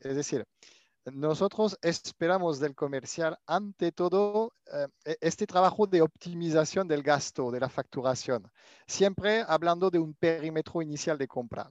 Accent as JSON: {"language": "Spanish", "country": "France", "tie": "born or raised there", "accent": "French", "second_language": "Spanish", "moved": "as an adult", "lives_now": "Barcelona, Spain", "said": "mi acento francés. He pasado la mitad de mi vida eh, en Francia hasta finalizar mis estudios y después empecé a, trabajar en compras en Barcelona y desde entonces me, me quedé."}